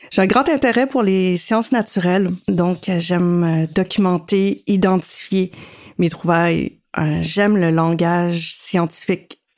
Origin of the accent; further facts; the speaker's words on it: Carleton-sur-Mer, Quebec, Canada; now in Montreal, Canada; Je suis originaire de Carleton-sur-Mer et je vis à Montréal.